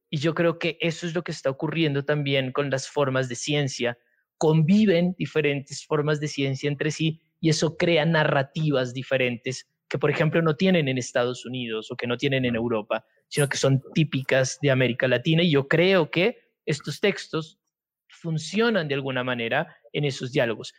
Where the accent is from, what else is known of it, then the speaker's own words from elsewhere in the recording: Pasto, Nariño, Colombia; yo soy de Pasto